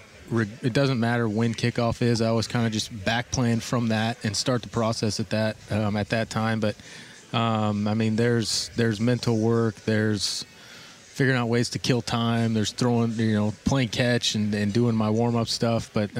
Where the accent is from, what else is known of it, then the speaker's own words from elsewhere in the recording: Utica, Nebraska, United States; I born and raised in Nebraska. Went to college there. Grew up in a small town of Utica, which is about 800 people. Then in my last year of high school, moved to Kearney